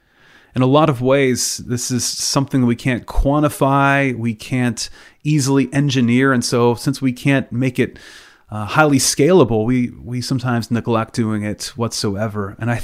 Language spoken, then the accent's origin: English; Pennsylvania, United States; where I grew up in Western PA, the only way we really express our emotions by waving terrible towels at Pittsburgh Steelers games.